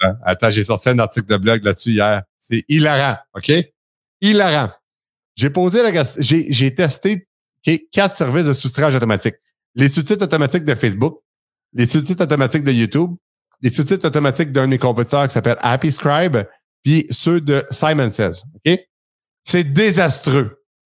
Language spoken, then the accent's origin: French; Quebec, Canada; accent: Québécois; mon accent québécois